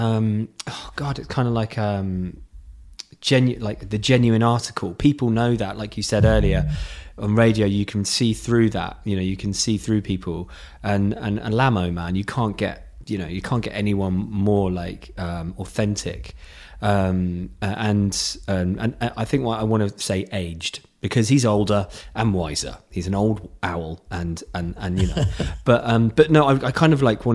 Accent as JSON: {"language": "English", "town": "Godalming", "region": "South East England", "country": "United Kingdom", "tie": "born or raised there", "said": "Godalming was where my hometown was"}